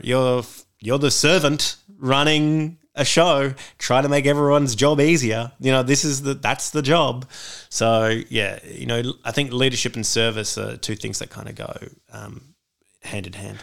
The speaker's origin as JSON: {"language": "English", "town": "Sydney", "region": "New South Wales", "country": "Australia", "tie": "born or raised there", "said": "I grew up in Beecroft in the leafy suburbs of northwest Sydney"}